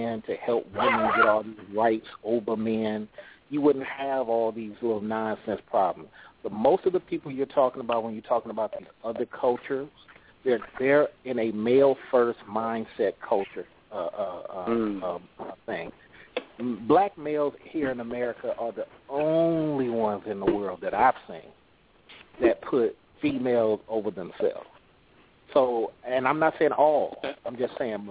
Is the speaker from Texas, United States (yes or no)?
no; California, United States; now in Atlanta, United States; I'm from Cali, but I'm living in ATL for 12 years